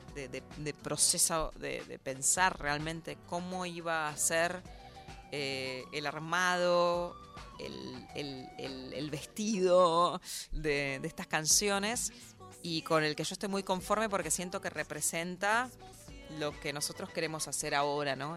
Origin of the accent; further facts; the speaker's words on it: Argentina; moved away as an adult; now in New York, United States; nosotros somos de acá